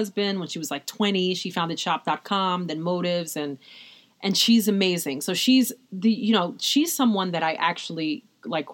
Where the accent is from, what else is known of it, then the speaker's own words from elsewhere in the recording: New York, United States; I'm from New York